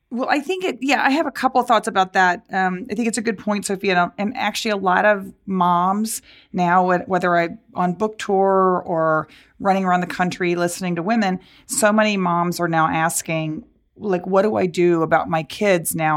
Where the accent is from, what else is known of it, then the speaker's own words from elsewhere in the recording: Dallas, Texas, United States; growing up in Dallas